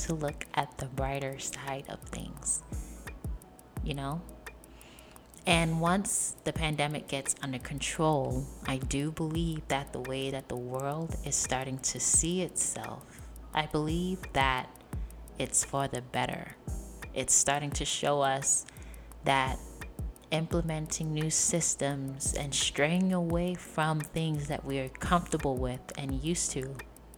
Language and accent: English; New York City, New York, United States; I was born and raised in New York